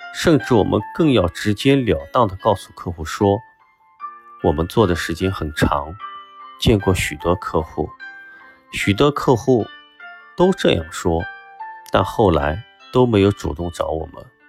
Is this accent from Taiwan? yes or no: no; China; 我们中国人一直都有一种保存积粮